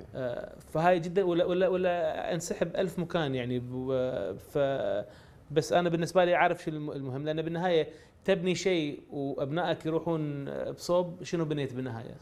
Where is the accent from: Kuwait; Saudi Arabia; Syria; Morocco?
Kuwait; انا ماني امريكي انا كويتي